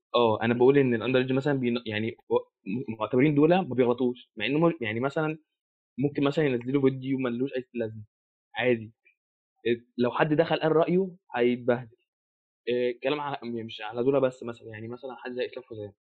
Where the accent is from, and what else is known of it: Egypt